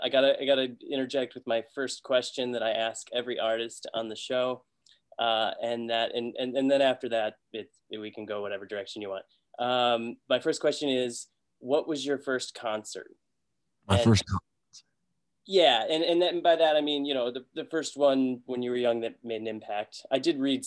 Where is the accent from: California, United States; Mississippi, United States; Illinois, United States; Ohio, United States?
Illinois, United States; Chicago; I'm from Chicago normally